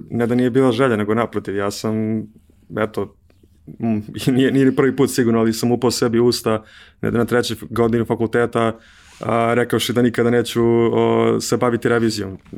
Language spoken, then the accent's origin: Croatian; Belgrade, Serbia; also born or lived in Brussels, Belgium; rođen sam u Beogradu, uh, imam 30 godina